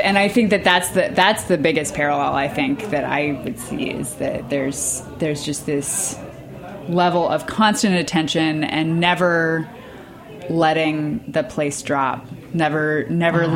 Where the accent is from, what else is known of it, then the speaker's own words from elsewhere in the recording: Northern Virginia, United States; moved away as an adult; also born or lived in Pittsburgh; now in Brooklyn, United States; I grew up kind of on the borderlands between the like country Virginia and the like DC suburb Virginia